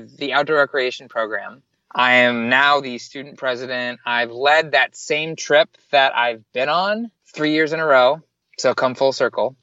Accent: Miami Beach, Florida, United States; moved away; I am born and raised in Miami Beach, Florida, 1 mile from the beach

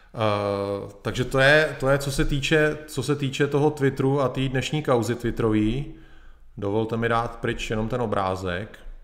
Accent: Czechia; Jsem Čech

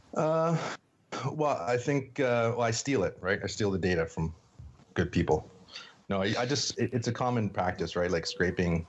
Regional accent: Sault Ste. Marie, Ontario, Canada; I grew up in Sault Ste. Marie, Northern Ontario

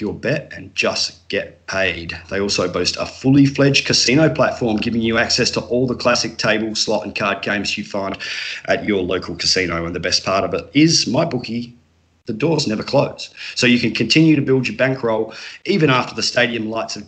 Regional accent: Australia; now in Adelaide, Australia; I'm obviously the Aussie contingent on the Hoopball DFS Today team. So I'm hosting here from Adelaide in South Australia

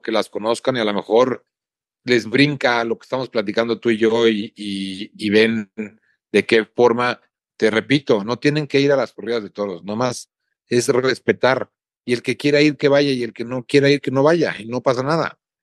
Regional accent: San Luis Potosí, Mexico; mi tierra, en mi plaza, con mi gente

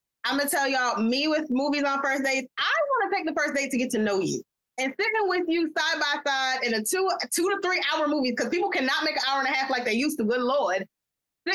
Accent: New York, United States; I'm from New York

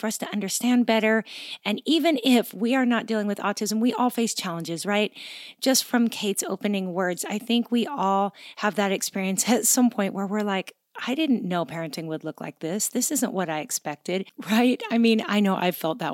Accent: Gig Harbor, Washington, United States; my hometown in Washington State is Gig Harbor, G-I-G, Harbor

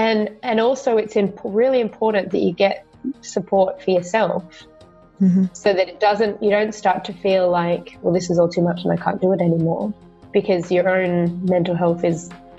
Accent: Sydney, New South Wales, Australia; So I'm from Sydney. Which is the biggest city in Australia. I live in the eastern suburbs near the beaches.

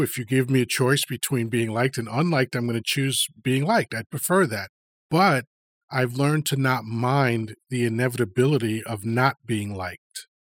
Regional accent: Long Island, New York, United States; born or raised there; also born or lived in Dominican Republic / Washington Heights, New York / Elmhurst, Queens, New York

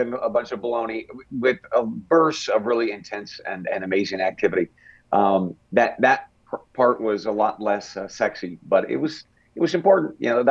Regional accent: Lewiston, Idaho, United States; moved away as an adult; also born or lived in Eastern Oregon; I grew up in a very small town in Eastern Oregon and then North Central Idaho, Lewiston

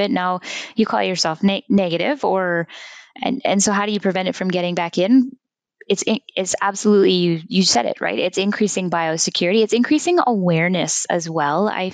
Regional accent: Winnipeg, Manitoba, Canada; also born or lived in Saskatoon / New Zealand; I am originally from Manitoba in Winnipeg, born right in the city in South St. Patel

